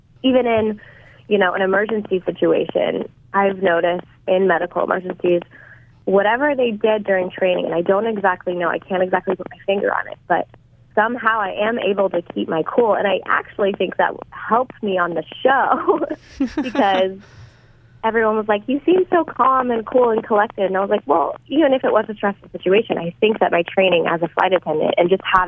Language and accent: English; Indiana, United States; You know, growing up in Indiana in a small town, you know, I was like, did you grow up, you know, driving up to Chicago?